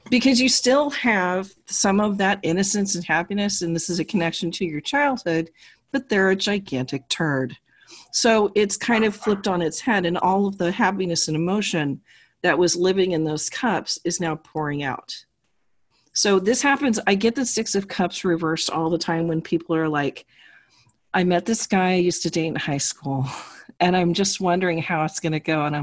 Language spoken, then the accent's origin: English; New York, United States; the New Yorker.